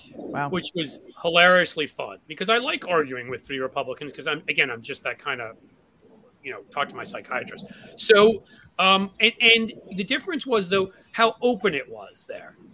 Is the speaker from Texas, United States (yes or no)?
no; New York City, New York, United States; moved away as an adult; now in Cincinnati, United States; I may live in Cincinnati now, but I grew up in New York City